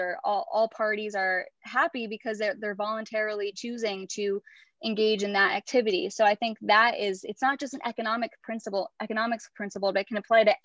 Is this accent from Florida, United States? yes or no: no; Connecticut, United States; I'm from Connecticut